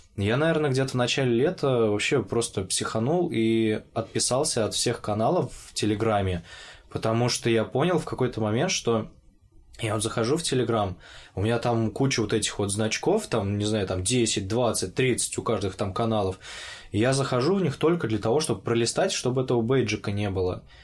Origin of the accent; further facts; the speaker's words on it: Orenburg, Orenburg Oblast, Russia; moved away as an adult; also born or lived in Moscow; когда я учился в Оренбурге